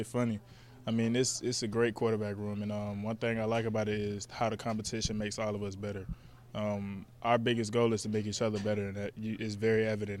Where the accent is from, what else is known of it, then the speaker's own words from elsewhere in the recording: Jacksonville, Florida, United States; moved away as an adult; also born or lived in Atlanta, Georgia; now in Lincoln, United States; I'm from Florida.